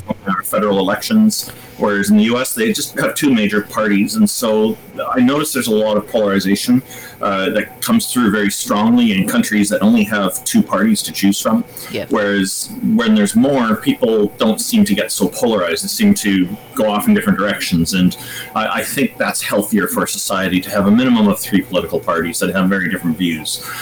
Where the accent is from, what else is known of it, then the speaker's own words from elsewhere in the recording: Canada; as a Canadian